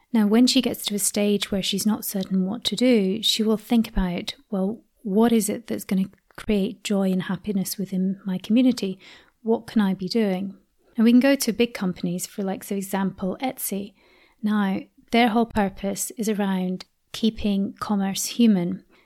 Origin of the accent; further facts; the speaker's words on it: Scotland, United Kingdom; I was brought up in Scotland from the age of ten